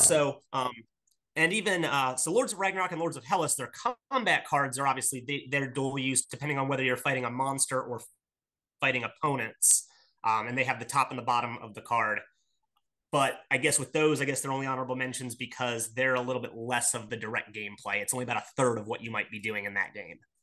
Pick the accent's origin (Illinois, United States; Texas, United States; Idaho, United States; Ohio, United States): Ohio, United States; Akron; I am from Akron, Ohio